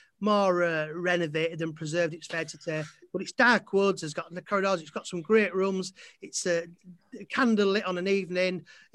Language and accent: English; Malton, Yorkshire and the Humber, United Kingdom; being from Malton, we're from Spartans Malton